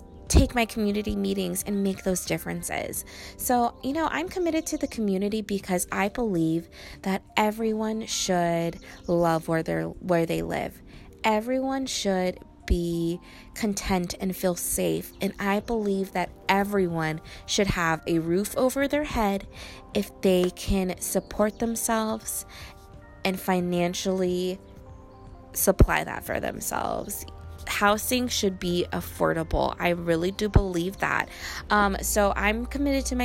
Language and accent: English; Riverside, California, United States; Riverside is my hometown